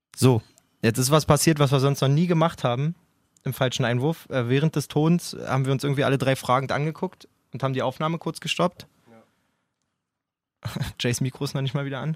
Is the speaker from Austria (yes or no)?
no; Berlin area, Germany; wir kommen aus dem Berliner Raum alle. Wir, ja. wir sind absolut multikulturell quasi aufgewachsen